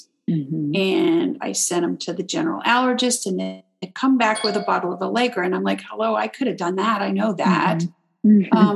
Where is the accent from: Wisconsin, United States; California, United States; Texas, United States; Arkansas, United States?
Texas, United States; I'm in the same hometown. I'm back in my hometown